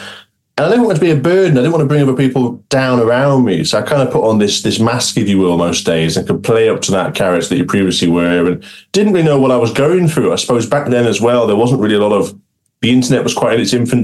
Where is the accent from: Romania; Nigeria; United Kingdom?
United Kingdom; Cumbria, North West England; I'm originally from Cumbria, where I'm based now